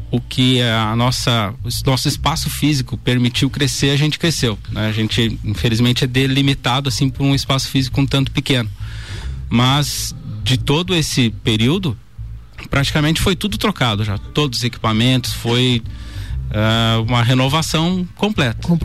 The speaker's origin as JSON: {"language": "Portuguese", "town": "Bom Jesus", "region": "Rio Grande do Sul", "country": "Brazil", "tie": "born or raised there", "moved": "yes", "lives_now": "Lages, Brazil", "said": "Bem, eu sou natural de Bom Jesus, né? Rio Grande do Sul? Bom, Rio Grande do Sul, vim para cá em 97, mas já estou há mais tempo em Lages do que, né, do que fiquei na minha cidade natal."}